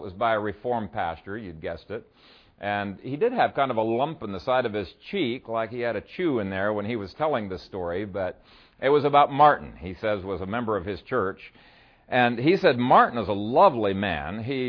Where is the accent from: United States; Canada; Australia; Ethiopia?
Ethiopia; In many ways, it reminds me of the churches that I grew up with in Ethiopia.